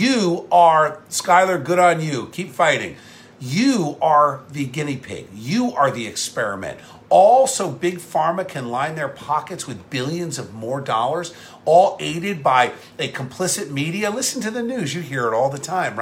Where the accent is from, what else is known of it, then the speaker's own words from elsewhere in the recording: Camden County, New Jersey, United States; also born or lived in Cape May County, New Jersey / Gloucester County, New Jersey / Warren County, New Jersey; now in Princeton, United States; I grew up in Camden County, and now we live in Mercer County.